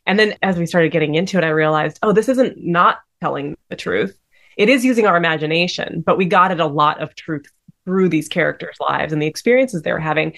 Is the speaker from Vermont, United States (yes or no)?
no; Denver, Colorado, United States; And we grew up together in Denver